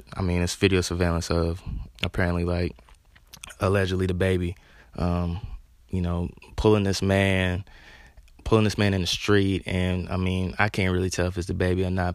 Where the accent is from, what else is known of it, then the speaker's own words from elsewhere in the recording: Charlotte, North Carolina, United States; I'm from Charlotte, North Carolina